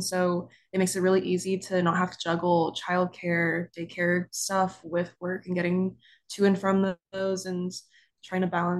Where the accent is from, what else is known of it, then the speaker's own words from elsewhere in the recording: Dallas, Texas, United States; I'm from Dallas, I'm a 1L